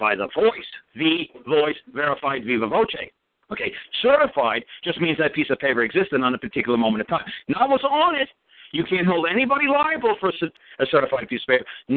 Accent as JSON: {"language": "English", "region": "New York", "country": "United States", "also_born_or_lived": "Las Vegas", "moved": "yes", "said": "I'm from New York. I lived in Vegas a long time."}